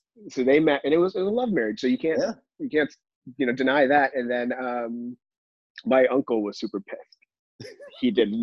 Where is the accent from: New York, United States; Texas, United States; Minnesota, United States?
Texas, United States; Dallas; also born or lived in Chicago, Illinois / Atlanta; he had already moved down to Dallas, Texas. Okay. So my family followed. And then I grew up in Dallas for the next 16 years.